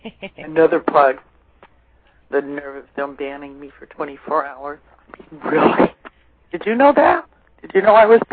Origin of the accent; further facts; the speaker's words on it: California, United States; moved away as an adult; now in Maine, United States; I was born and raised in California.